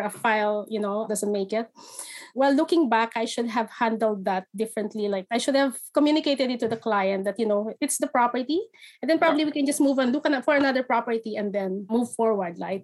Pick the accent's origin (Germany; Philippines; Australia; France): Philippines; moved away as an adult; now in Canada; I'm originally from the Philippines. I moved here in 2016.